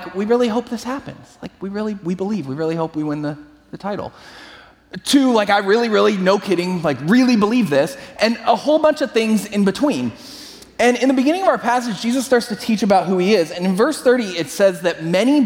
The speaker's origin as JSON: {"language": "English", "area": "San Francisco Bay Area", "region": "California", "country": "United States", "tie": "born or raised there", "said": "I grew up in the San Francisco Bay Area"}